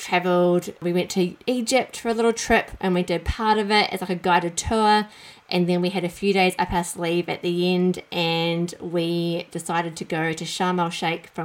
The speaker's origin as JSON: {"language": "English", "country": "New Zealand", "tie": "born or raised there", "said": "I grew up in New Zealand, as you might be able to tell from my accent"}